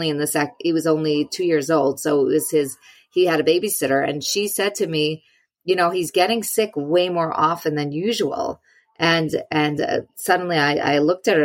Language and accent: English; New York, United States; I'm a New Yorker.